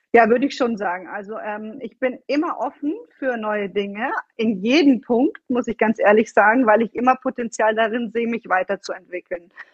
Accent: Bavaria, Germany; moved away as an adult; also born or lived in Florence, Italy; now in Italy; ich bin eine gebürtige Bayerin, komme aus dem Süden Deutschlands

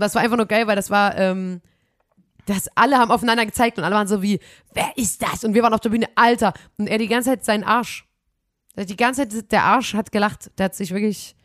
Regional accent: Saxony, Germany; wir kommen aus Sachsen

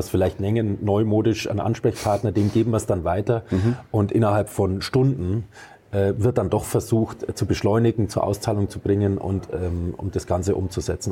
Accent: Arzberg, Bavaria, Germany; moved away; Ich bin gebürtiger Oberfranke. Ich okay. komme aus Arzberg, Landkreis Wunsiedel mhm. im Fichtelgebirge

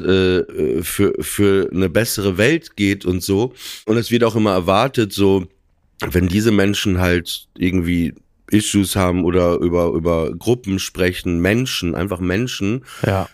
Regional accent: Germany; ich bin deutsch in erster Linie, aber meine Mutter kommt aus Russland

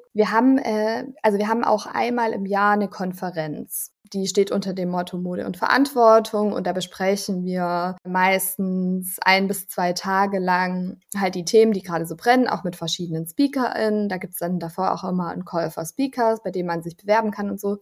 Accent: Allgäu, Bavaria, Germany; moved away as an adult; also born or lived in Ulm; now in Berlin, Germany; dem Allgäu, was meine Heimat ist

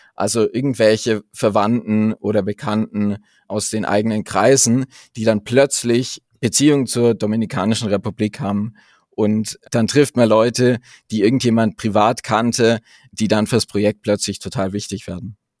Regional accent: the region around Munich, Bavaria, Germany; ich komme tatsächlich aus der Region um München

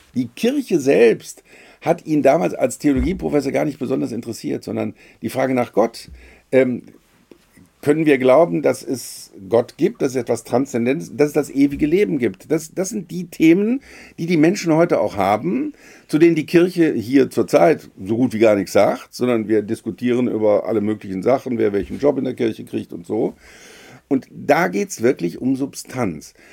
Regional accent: Rhineland, Germany; als, als Rheinländer

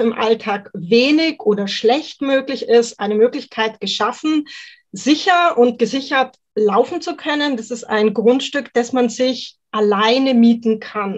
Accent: Mühldorf am Inn, Bavaria, Germany; ich bin aus Mühldorf am Inn in Oberbayern und ich betreibe dort eine kleine auf Mentrailing spezialisierte Hundeschule

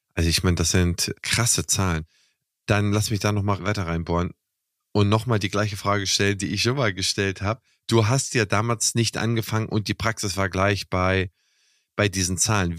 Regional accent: Kiel, Schleswig-Holstein, Germany; meine Heimatstadt oder eine mein, also in meinem Umkreis aus Kiel

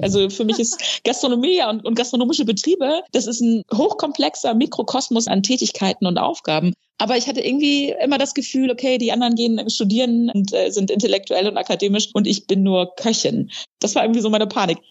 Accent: Friesland, Lower Saxony, Germany; moved away; also born or lived in Texas; bin aus Friesland groß geworden, habe mich da sehr gelangweilt

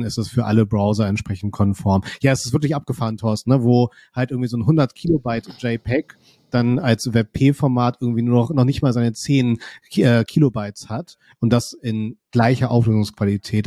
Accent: Kiel, Schleswig-Holstein, Germany; ich komme ja aus Kiel

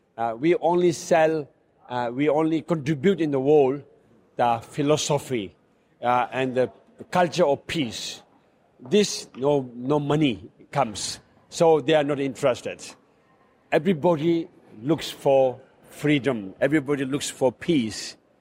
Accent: Tibet, China; also born or lived in India; now in Barcelona, Spain; I was born in Tibet then India, and now I live in Barcelona

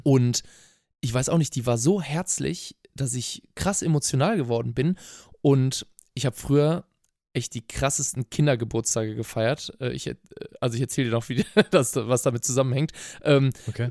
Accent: Cologne, North Rhine-Westphalia, Germany; Ich bin in Köln groß geboren und aufgewachsen

